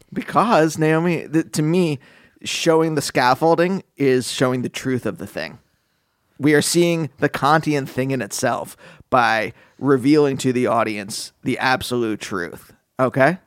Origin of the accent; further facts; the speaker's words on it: Pennsylvania, United States; my youth growing up in Pennsylvania